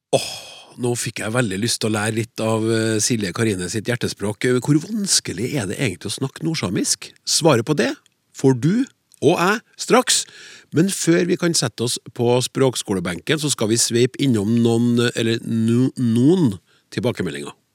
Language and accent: Norwegian; Norway; first language Norwegian; som nordmenn flest, med norsk som hovedmål